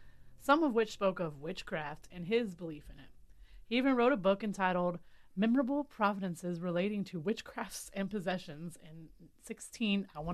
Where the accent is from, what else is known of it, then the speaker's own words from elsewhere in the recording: Middletown, United States; I'm from Middletown